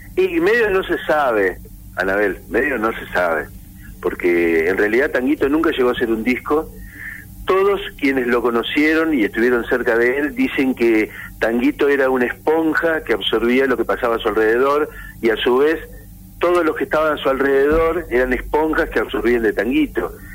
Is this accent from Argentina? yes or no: yes; Olavarría, Buenos Aires Province, Argentina; cuando yo era un adolescente en Olavarría, en la provincia de Buenos Aires, donde yo nací